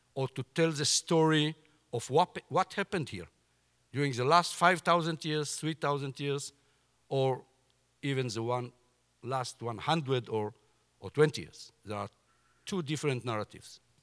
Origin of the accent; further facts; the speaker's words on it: Jordan Valley, Israel; I was born in the Jordan Valley, and during all my childhood, Syrians used to shoot on our settlements, our kibbutz.